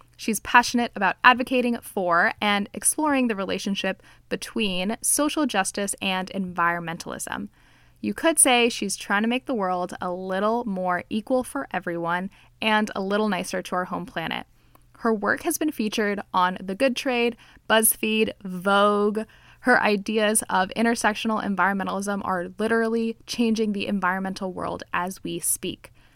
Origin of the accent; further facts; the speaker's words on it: Miami, Florida, United States; I'm Cuban, I grew up in Miami